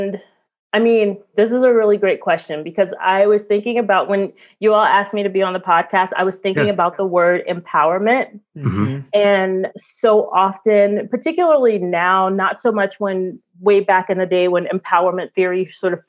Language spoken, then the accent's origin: English; New York City, New York, United States; I'm from Brooklyn in the 80s and 90s under Rudy Giuliani.